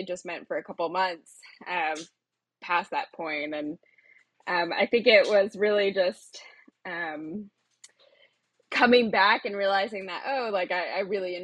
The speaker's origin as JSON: {"language": "English", "town": "Chapel Hill", "region": "North Carolina", "country": "United States", "tie": "born or raised there", "also_born_or_lived": "Austin, Texas", "moved": "as an adult", "said": "I was raised in Chapel Hill, North Carolina, which is basically on the University of North Carolina campus."}